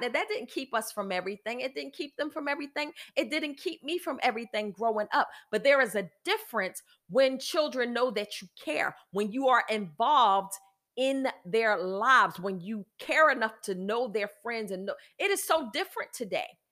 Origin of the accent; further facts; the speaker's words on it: United States; I am an American, and I am a woman